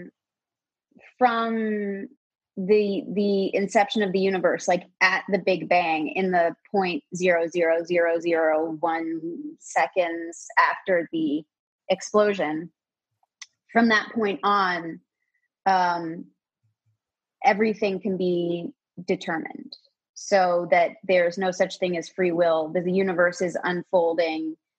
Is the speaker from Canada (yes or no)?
yes; Toronto, Ontario, Canada; I'm from Toronto.